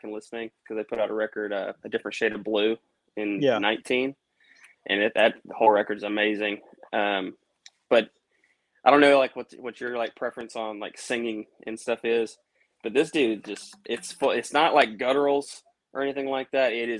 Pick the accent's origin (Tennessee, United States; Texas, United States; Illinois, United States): Tennessee, United States; I grew up in Tennessee